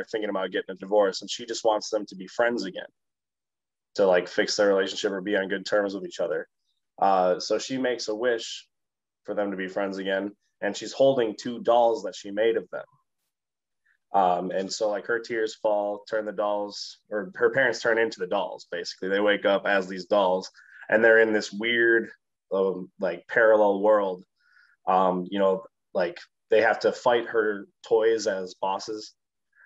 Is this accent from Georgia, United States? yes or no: no; West Bend, Wisconsin, United States; also born or lived in Allenton; now in Milwaukee, United States; So I was born in Milwaukee. I grew up primarily in West Bend.